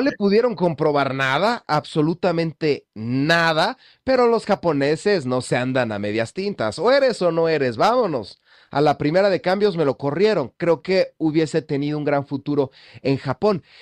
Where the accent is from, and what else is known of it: Mexico